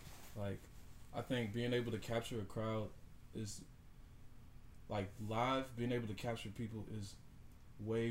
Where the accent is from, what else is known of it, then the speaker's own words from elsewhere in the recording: Baton Rouge, Louisiana, United States; I'm from Baton Rouge, Louisiana